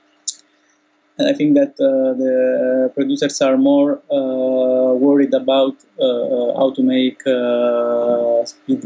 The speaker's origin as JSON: {"language": "English", "country": "Italy", "said": "now in Italy"}